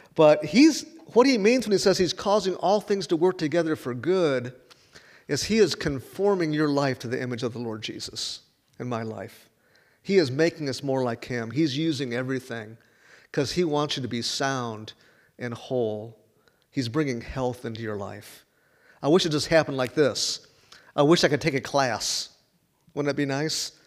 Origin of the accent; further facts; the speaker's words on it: Chicago, Illinois, United States; moved away as an adult; also born or lived in Chattanooga, Tennessee; I'm from Chicago